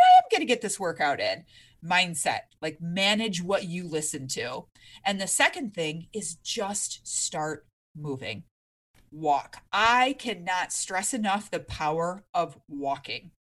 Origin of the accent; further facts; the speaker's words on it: Michigan, United States; moved away; I'm originally from Michigan, we have basements out there